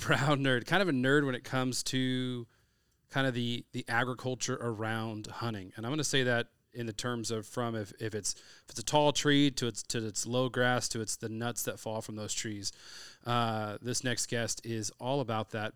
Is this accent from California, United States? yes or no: yes; California, United States; I'm from California, so we grow up